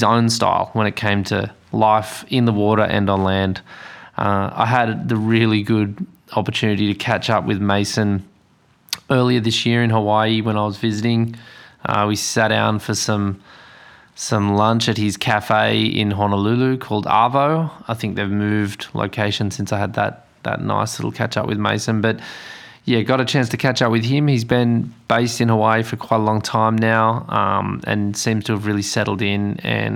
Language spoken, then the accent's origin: English; Forster, New South Wales, Australia; your host is a Foster Tunkari boy. I grew up on the Mid-North Coast